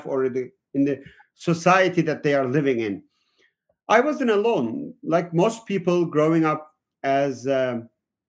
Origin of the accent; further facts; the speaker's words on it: Southeastern Anatolia, Turkey; now in United States; I am from Turkey originally. I grew up in the southeastern part of Turkey on the border with Syria